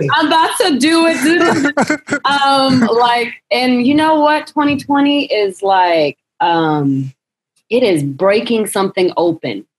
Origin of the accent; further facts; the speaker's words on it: Joliet, Illinois, United States; also born or lived in Chicago; I'm actually was born in Joliet, Illinois, outside of Chicago, um, but I have a lot of family um, born and raised in Chicago, so I spent a lot of time in Chicago growing up